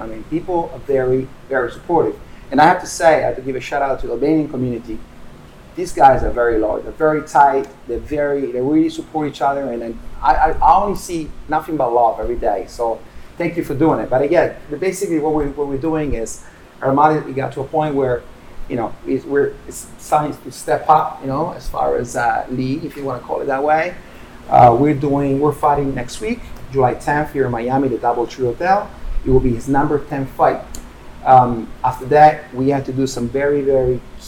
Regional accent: Turin, Piedmont, Italy; born or raised there; moved away

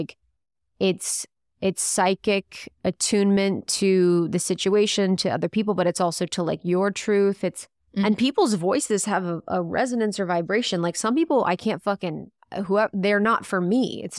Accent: Ohio, United States; I'd lived in Chicago. I'm from the Midwest, from Ohio. So my voice was totally different.

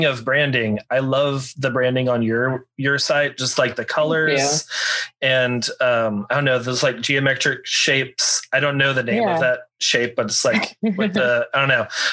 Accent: Texas, United States; I grew up in Texas. All my family still lives here.

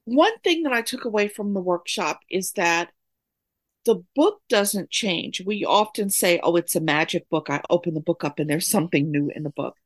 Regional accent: New York, United States; also born or lived in Oakland, California; now in Durham, United States; I'm currently living in Durham, North Carolina, but I'm born and raised in New York.

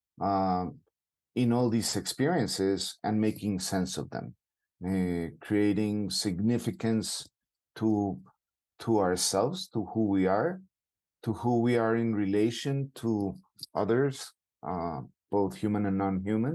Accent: Bogota, Bogotá Capital District, Colombia; I'm from Bogota, Colombia

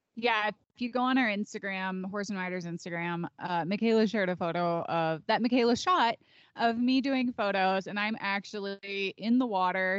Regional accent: Chicago, Illinois, United States; I'm also from the city. I'm from Chicago suburbs.

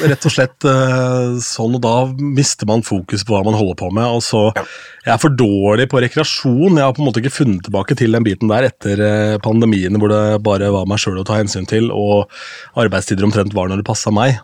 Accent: Askim, Østfold, Norway; moved away; da jobbet jeg i lokalradioen hjemme i Askim

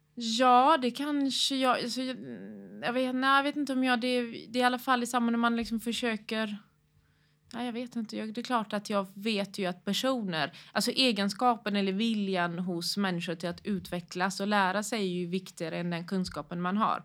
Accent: Gothenburg, Västra Götaland, Sweden; bor och utgår från Göteborg, eh, där jag är uppväxt.

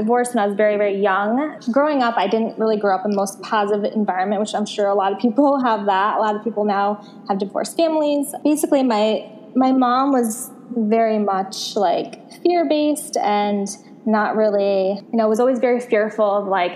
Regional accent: Connecticut, United States; moved away as an adult; also born or lived in Santa Monica, California; now in Los Angeles, United States; Connecticut is where I'm from. And I moved from Connecticut about like 8 years ago now to California

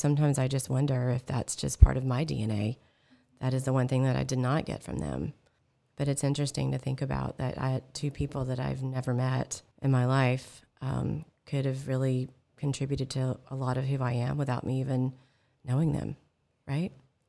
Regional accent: California, United States; but the one thing about growing up in California, this awesome state, our local school district here

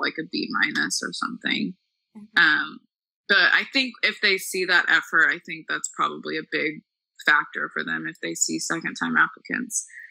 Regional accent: Dallas, Texas, United States; moved away as an adult; also born or lived in Missouri; I'm from Dallas, yes. Okay so from Dallas, went to private school pretty much my whole life

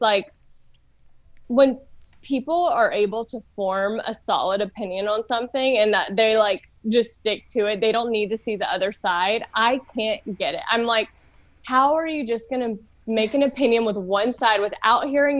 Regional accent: Louisiana, United States; also born or lived in California; now in Los Angeles, United States; So I'm from Louisiana. I'm from the South, and I grew up, I grew up in the church

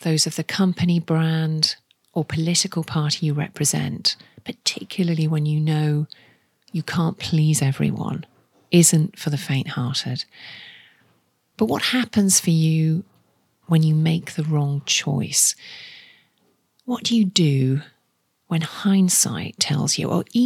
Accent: the Northeast, North East England, United Kingdom; moved away; I'm from the Northeast myself, with family and friends still there

